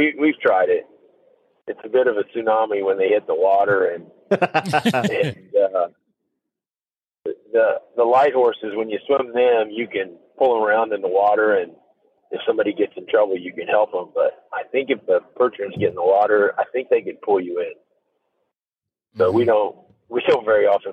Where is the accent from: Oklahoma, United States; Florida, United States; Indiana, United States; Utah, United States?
Indiana, United States; Northeast; moved away as an adult; also born or lived in New York State / Chicago; I grew up in Northeast Indiana on a dairy farm